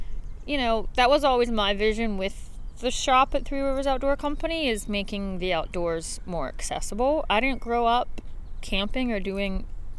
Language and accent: English; Turtle Creek, Pennsylvania, United States; moved away as an adult; I grew up in Turtle Creek, so I'm a Pittsburgher. It doesn't get any more Pittsburgh than Turtle. I should say Crick.